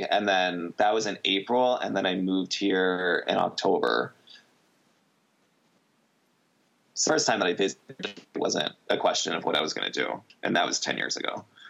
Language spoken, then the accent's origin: English; Coral Springs, Florida, United States; growing up in Coral Springs